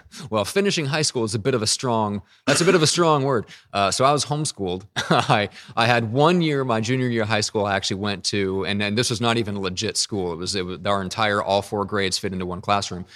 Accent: Midwest, United States; moved away as an adult; now in San Diego, United States; I am from the Midwest, and so I, I never learned, I've only been out here in San Diego for, you know, around the same time as when I started the business, so three plus years

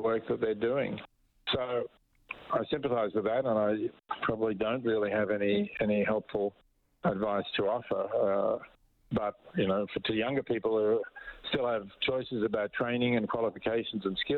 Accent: Australia; accent: Australian; As you can perhaps tell from my accent, I'm Australian

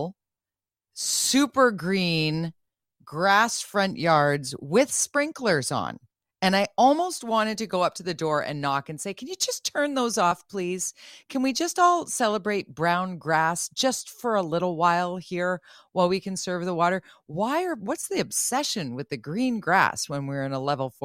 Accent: Vancouver, British Columbia, Canada; As a Vancouverite, as a Metro Vancouverite, as a British Columbian

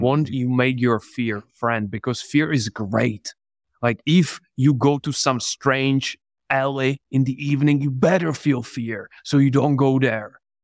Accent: Czechia; English is a second language; moved away as an adult; also born or lived in England; I'm from the Czech Republic.

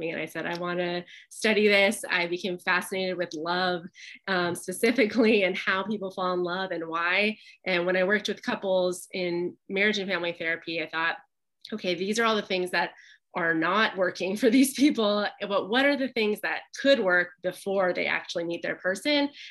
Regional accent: Pasadena, California, United States; my hometown in Pasadena

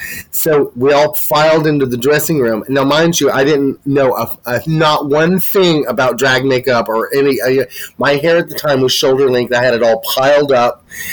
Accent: Asheville, North Carolina, United States; I'm from Asheville, North Carolina.

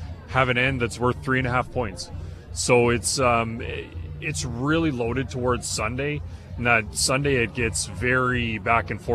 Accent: Manitoba, Canada; I'm from Manitoba

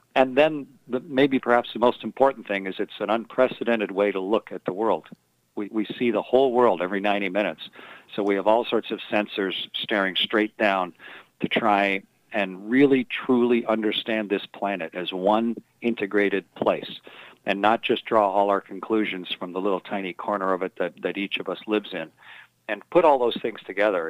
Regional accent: Sarnia and Milton, Ontario, Canada; moved away as an adult; also born or lived in Russia / United States; I was born in Sarnia, and then my folks have a farm near Milton, so I was raised in those two places

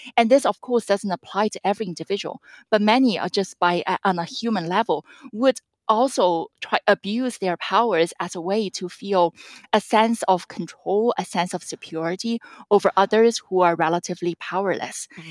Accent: central eastern China, China; moved away; And my hometown, I grew up in the medium-sized city in central eastern China.

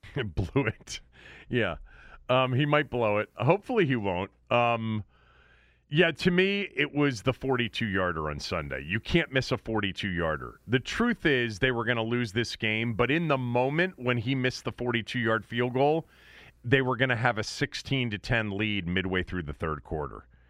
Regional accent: Washington, District of Columbia, United States; also born or lived in suburban Maryland; I've lived in D.C. and suburban Maryland, and now I'm back in D.C. I always say I'm from Washington, D.C.

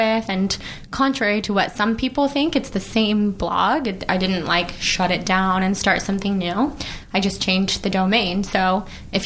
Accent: Sacramento, California, United States; moved away as an adult; also born or lived in New York; now in Los Angeles, United States; I'm from Sacramento. I moved to LA like 8 years ago, lived in New York for a little while, been back here for a couple years

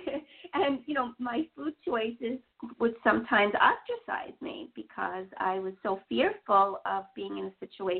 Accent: New York City, New York, United States; I grew up in Queens. I've always been a New York girl

